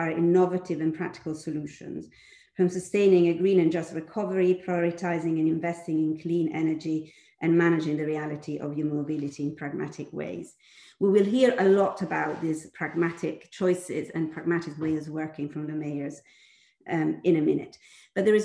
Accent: Milan, Lombardy, Italy; the city of Milan, that happens to be also my hometown

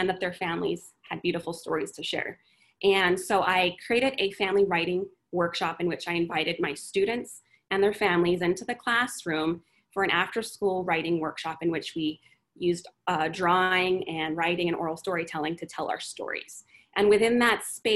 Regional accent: Phoenix, Arizona, United States; moved away as an adult; now in Austin, United States; I was born and raised in Phoenix, Arizona

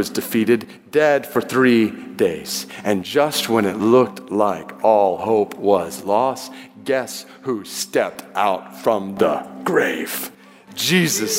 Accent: Atlanta, Georgia, United States; I grew up in Atlanta

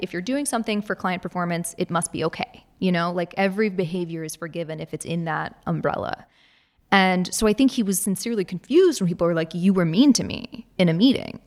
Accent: Virginia, United States; I'm from Virginia.

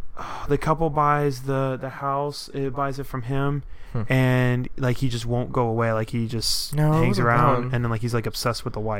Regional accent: the South, United States; I'm like white, like I'm from the South

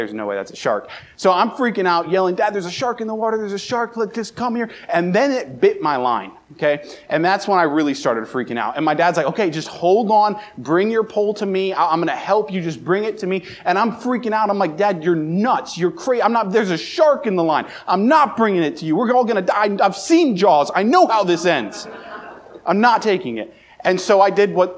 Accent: Baltimore, Maryland, United States; now in Brookings, United States; I grew up right around Baltimore

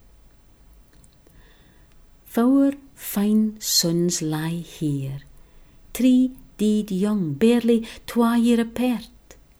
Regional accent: Shetland, Scotland, United Kingdom; first language Shetlandic; English is a second language; I was born and brought up in Shetland

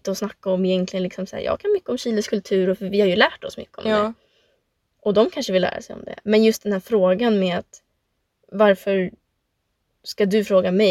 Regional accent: Sweden; jag är född, som sagt, född och uppvuxen i Sverige och man känner ju sig som svensk och liksom chilenare.

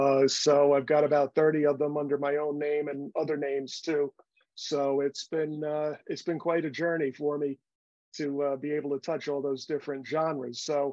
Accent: Bronx, New York, United States; I was born in Union Hospital off the Grand Concourse and Fordham Road, and then I grew up on Bainbridge at Bedford Park, right near Moshalloo Parkway.

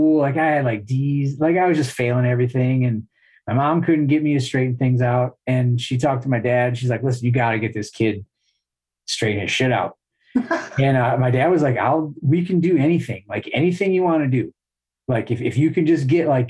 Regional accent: Garden City, Michigan, United States; now in Howell, United States; outside of Detroit, city called Garden City. Me and Mike actually both grew up in the same town

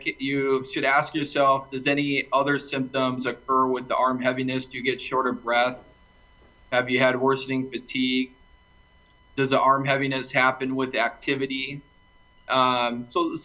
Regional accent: Minneapolis, Minnesota, United States; moved away as an adult; also born or lived in Grand Forks, North Dakota / Durham, North Carolina / Cleveland, Ohio; now in Sioux Falls, United States; I grew up in Minneapolis, Minnesota

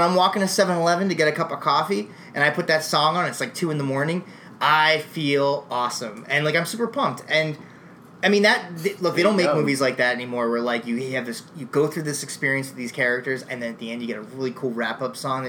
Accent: East Coast, United States; we're all from the East Coast

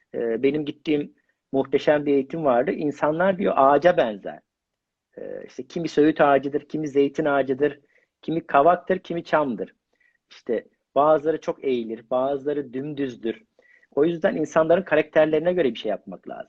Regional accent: Mersin, Turkey; now in Istanbul, Turkey; Ben ilk işte Mersinliyim

